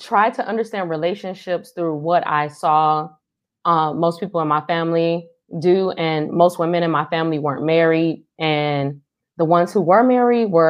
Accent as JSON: {"language": "English", "town": "Cleveland", "region": "Ohio", "country": "United States", "said": "I hail from Cleveland, Ohio"}